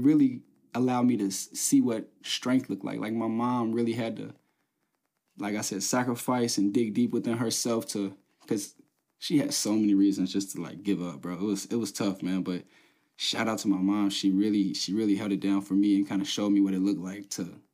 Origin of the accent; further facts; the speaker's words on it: Covington, Kentucky, United States; I'm from Covington. I was born in Covington.